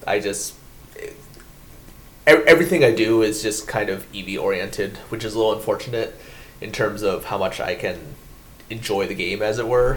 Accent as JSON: {"language": "English", "country": "United States", "moved": "as an adult", "lives_now": "Japan", "said": "when I first came here, being an American"}